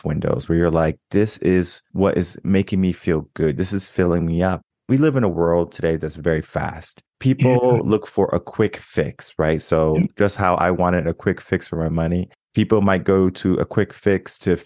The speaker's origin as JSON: {"language": "English", "region": "Connecticut", "country": "United States", "tie": "born or raised there", "moved": "as an adult", "lives_now": "Texas, United States", "said": "I was born and raised in Connecticut, moved to Texas 2016"}